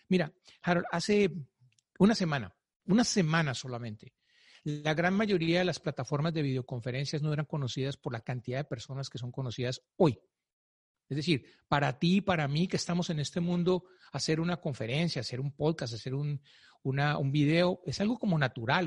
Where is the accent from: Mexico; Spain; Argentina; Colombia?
Colombia; Yo soy colombiano